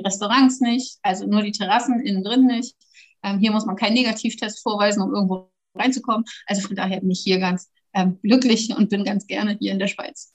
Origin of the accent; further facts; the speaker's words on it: Germany; moved away as an adult; now in Switzerland; das ist meine Heimat. Da bin ich halt, ja, vierunddreißig Jahre mit aufgewachsen.